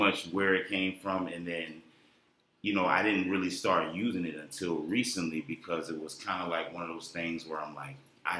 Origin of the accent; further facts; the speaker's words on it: St. Petersburg, Florida, United States; moved away as an adult; also born or lived in North Carolina / Atlanta; I was born and raised in St. Petersburg, Florida.